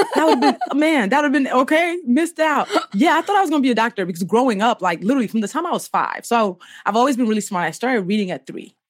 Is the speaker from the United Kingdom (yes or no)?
no; Nigeria; now in United States; I grew up in Nigeria